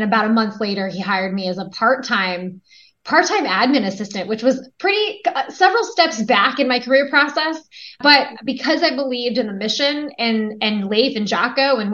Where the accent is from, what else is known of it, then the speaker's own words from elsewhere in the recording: United States; moved away as an adult; also born or lived in Los Angeles; I ended up growing up in Washington